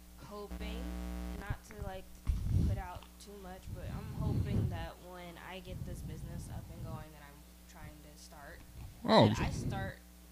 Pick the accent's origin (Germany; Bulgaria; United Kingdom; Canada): Germany; moved away; I grew up in Germany